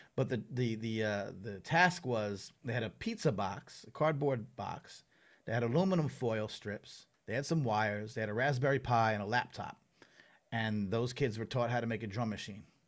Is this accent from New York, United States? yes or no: yes; Long Island, New York, United States; I grew up on Long Island